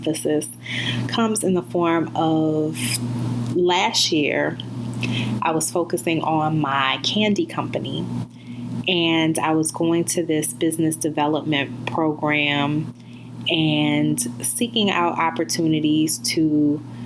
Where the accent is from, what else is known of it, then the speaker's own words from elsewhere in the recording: New Orleans, Louisiana, United States; moved away as an adult; also born or lived in Baltimore / Chicago / Dallas; My radio career required many cross-country relocations from my hometown of New Orleans to Baltimore, St. Louis, Chicago, Dallas, and now back to New Orleans